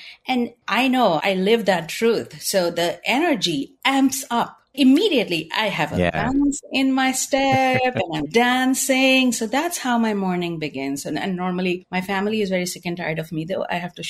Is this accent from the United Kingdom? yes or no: no; India; moved away; I am originally from India